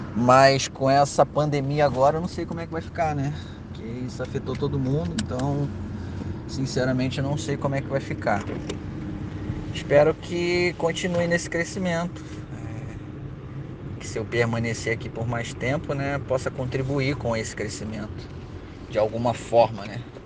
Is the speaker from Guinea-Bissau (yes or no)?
no; Brazil; also born or lived in Rio de Janeiro; now in Kosovo; a gente é brasileiro